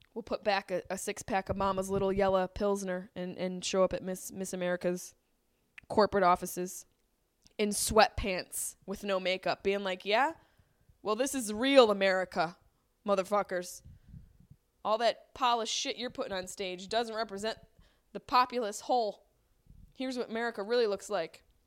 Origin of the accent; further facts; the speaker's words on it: Syracuse, New York, United States; now in Los Angeles, United States; my hometown of Syracuse, New York